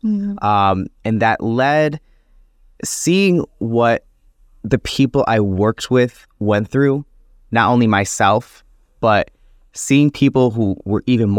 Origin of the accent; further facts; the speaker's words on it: Buffalo, New York, United States; being a young Latino in the city of Buffalo, and also being a member of the LGBT community, growing up in the Latino community